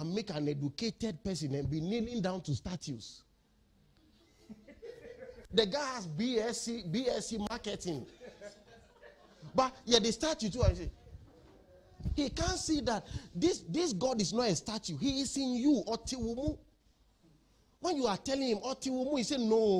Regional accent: Ghana; We are from Ghana

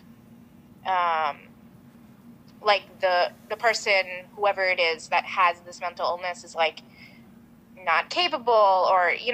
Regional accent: Vermont, United States; I'm Bengali American. My parents are both from Bangladesh, but I grew up in Vermont, very rural white Vermont

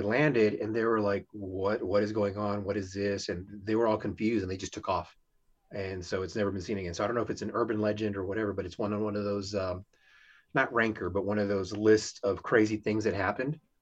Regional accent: Houston, Texas, United States; I'm from Houston

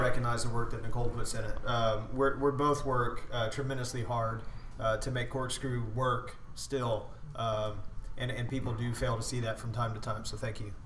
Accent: Spring, Texas, United States; also born or lived in Las Cruces, New Mexico; as an infant, we were moved to uh, Spring, Texas, and I've pretty much been here my entire life

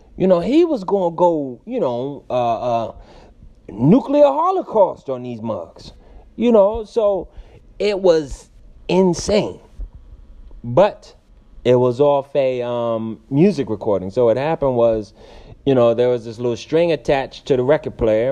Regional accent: Stamford, Connecticut, United States; now in Los Angeles, United States; I'm from Stamford, Connecticut. I currently reside in Los Angeles, Hollywood

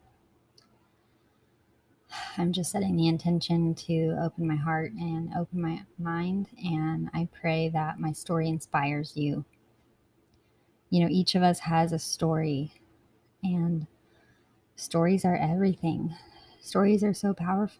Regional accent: Blowing Rock, North Carolina, United States; So I was born in Blowing Rock, North Carolina, which is a little town in the mountains, the Appalachian Mountains

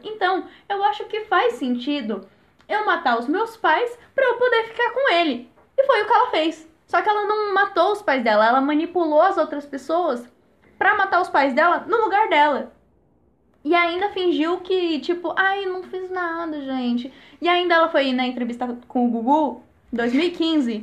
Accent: Jundiaí, São Paulo, Brazil; eu tenho 9 anos, sou de Jundiaí

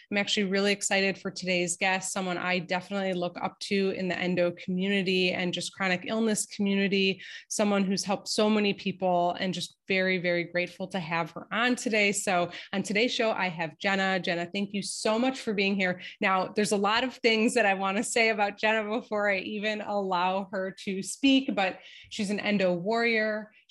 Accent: East Coast, United States; disclaimer that I'm from the East Coast because like that's just it's still in me, you know.

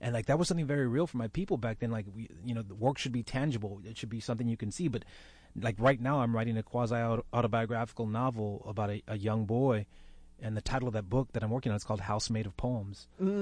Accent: Dallas, Texas, United States; they ended up in Dallas, and that's where I was actually born and raised.

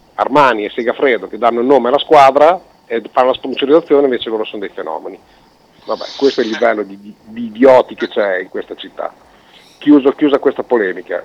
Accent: Italy; siamo italiani

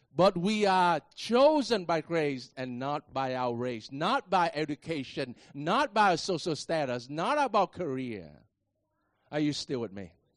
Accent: Vietnam; I am a Vietnamese

